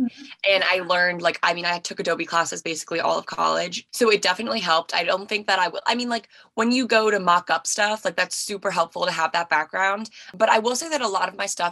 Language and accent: English; Maryland, United States; I am 23 and I'm from Maryland